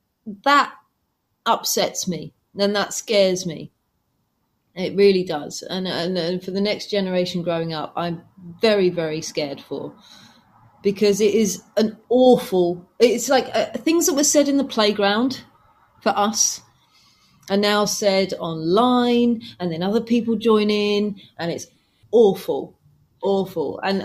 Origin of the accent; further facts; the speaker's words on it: England, United Kingdom; I mean, I'm from England. Guys are from America.